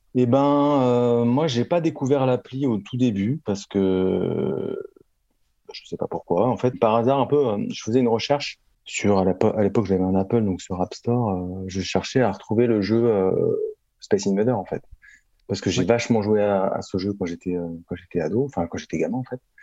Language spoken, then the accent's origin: French; Paris, Île-de-France, France; Je suis né à Paris, j'ai grandi à Paris.